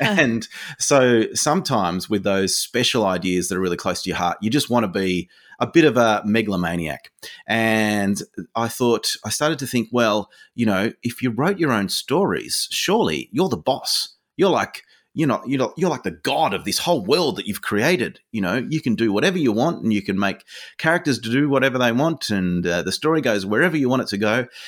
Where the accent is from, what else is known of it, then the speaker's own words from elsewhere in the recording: Hobart, Tasmania, Australia; I grew up in Hobart, so I was in Tassie